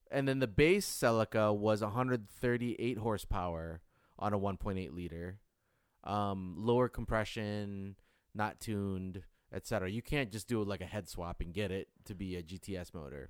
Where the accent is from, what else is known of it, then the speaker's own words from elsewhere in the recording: Detroit, Michigan, United States; growing up in Detroit